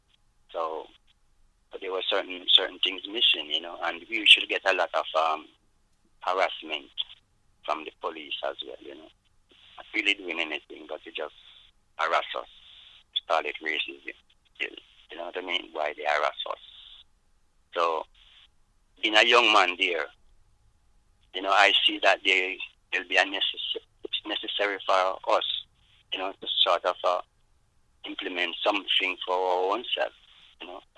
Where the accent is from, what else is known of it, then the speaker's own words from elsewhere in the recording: Luton, East of England, United Kingdom; And growing up in Luton, still there was nothing really for the black, you know, coming from Jamaica, you know, and it's like something was missing in England, really, you know.